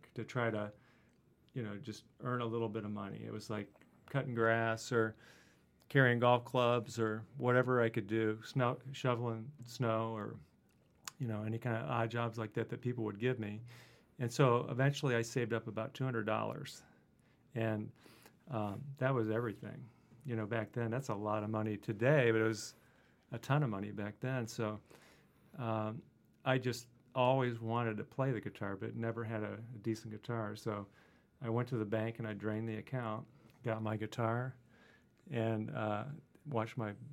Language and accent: English; Middletown, Ohio, United States; moved away as an adult; also born or lived in Dayton, Ohio / Purdue (Indiana); I grew up in Southwest Ohio, and then went to high school in a town called Middletown